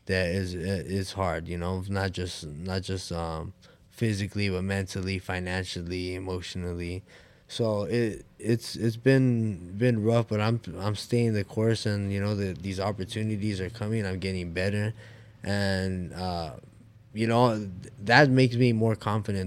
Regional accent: Oxnard, California, United States; I'm from Oxnard, California

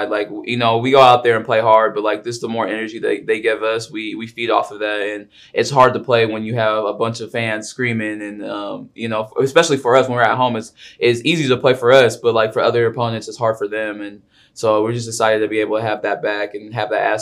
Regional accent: Portland, Oregon, United States; now in Arizona, United States; Um, it was a lot of competition. Um, we had a lot of different stars in our like in our Portland area.

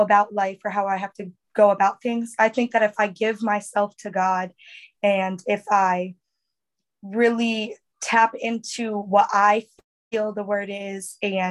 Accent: Florida, United States; Me and my sister closest to my age are from Florida

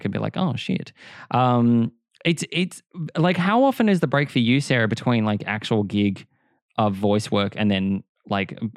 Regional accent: Australia; accent: cultured Australian; we do have Australian accents and we do have that cultured Australian accent.

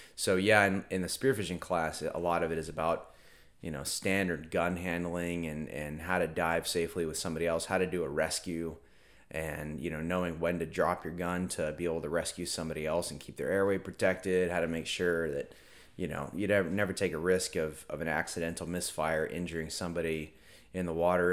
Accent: Merritt Island, Florida, United States; born or raised there; also born or lived in Virginia

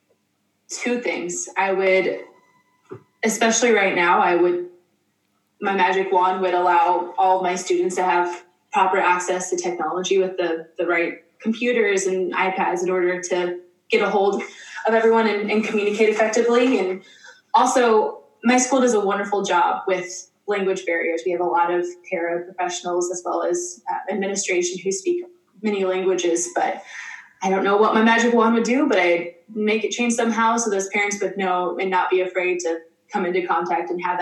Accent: Nebraska, United States; I'm from Nebraska, where Huskers football is like a religion

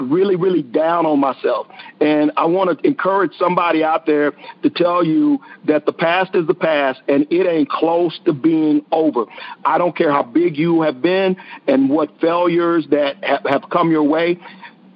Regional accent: Texas, United States; accent: Texas drawl; I'm from Texas, and we have this Texas draw

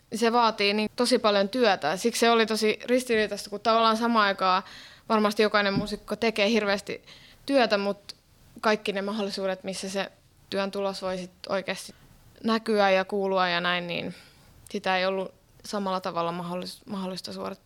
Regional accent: Finland; moved away as an adult; also born or lived in Helsinki / Norway; now in Berlin, Germany; mä oon lähtöisin täältä Suomesta

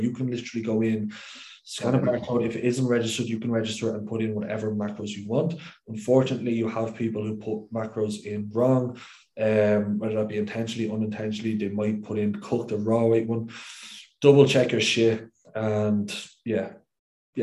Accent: Ireland; as an Irishman

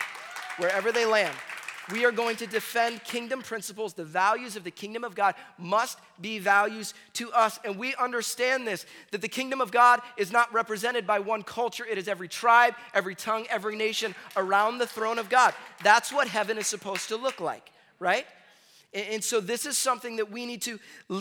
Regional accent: Chicago, Illinois, United States; I grew up in Chicago area, and we started school earlier

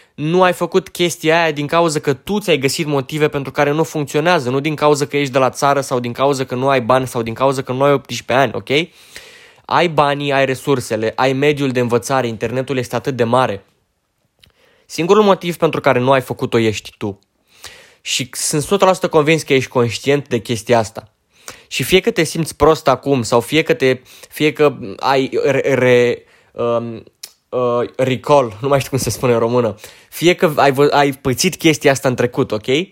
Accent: Romania; sunt român, dracu, adică fac parte dintre români

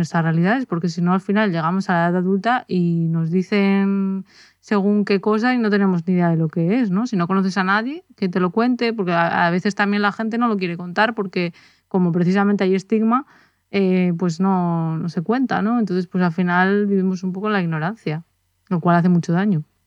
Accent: Spain; nosotros somos de España

